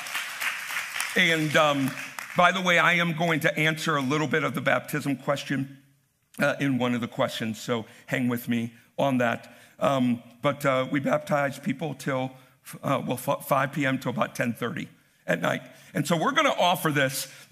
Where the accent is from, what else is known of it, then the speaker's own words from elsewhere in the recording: United States; as American Christians